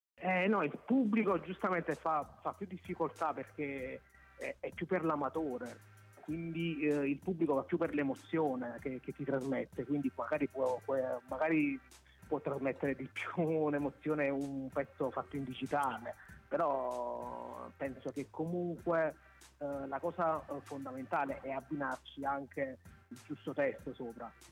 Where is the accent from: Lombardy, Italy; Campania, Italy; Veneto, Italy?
Campania, Italy; Torre Annunziata; now in Milan, Italy; sono di Torre Annunziata, però ora sono tra virgolette emigrato a Milano